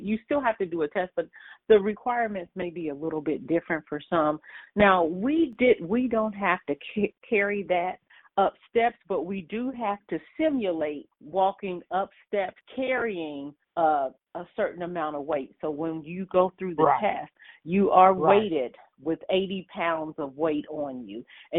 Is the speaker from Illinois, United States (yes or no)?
no; Dayton, Ohio, United States; now in Columbus, United States; I grew up in Dayton, Ohio, I grew up down the street from a fire station